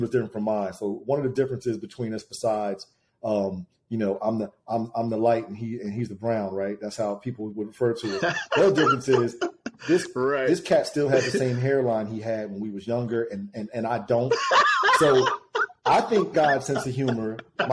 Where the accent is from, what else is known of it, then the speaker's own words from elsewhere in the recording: Trenton, New Jersey, United States; We come from Trenton, New Jersey